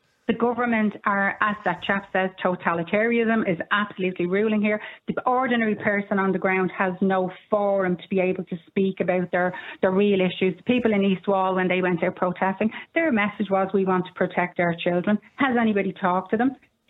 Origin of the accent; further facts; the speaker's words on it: Dublin, Leinster, Ireland; accent: flat Dublin; I feel if you speak with a flat Dublin accent, just like I do, I'm deemed to be far right. Well, I'm far from it. I'm from the Liberties, proud of it. I love my country.